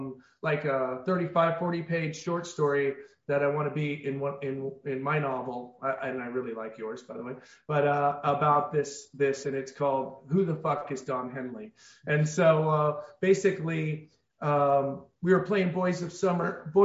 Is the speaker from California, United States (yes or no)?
yes; Orcutt, California, United States; being a Santa Barbara guy, and I was born and raised in Orchid, which is a little north there.